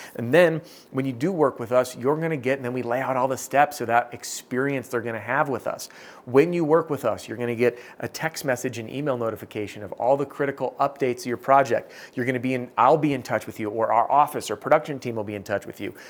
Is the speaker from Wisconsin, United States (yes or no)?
yes; Madison, Wisconsin, United States; born or raised there